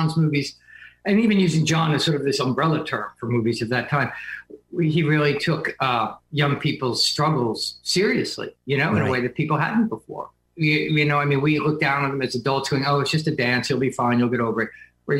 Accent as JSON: {"language": "English", "region": "New Jersey", "country": "United States", "tie": "born or raised there", "moved": "yes", "lives_now": "New York, United States", "said": "I grew up in Jersey, and I've lived in New York. It's sort of our escape pod up here. I live in Manhattan most of the time."}